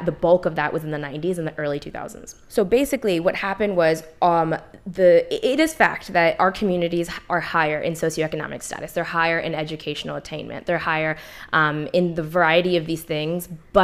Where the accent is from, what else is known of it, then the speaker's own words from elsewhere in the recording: United States; also born or lived in Punjab, Pakistan; I was born in Pakistan, but I was 3 months when I came here. So identity wise, I'm second gen, because all my memories are from here